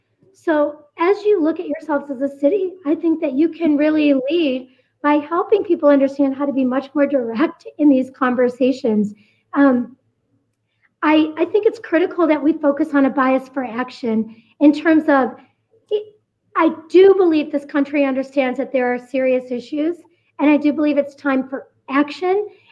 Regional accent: Flint, Michigan, United States; moved away as an adult; also born or lived in Detroit; now in Denver, United States; Growing up in Flint and coming from Detroit

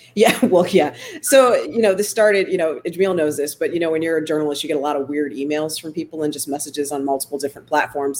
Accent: Solon, Ohio, United States; also born or lived in Warrensville Heights, Ohio / Sacramento, California; I grew up in Solon in the late 80s, early 90s. I graduated in 95.

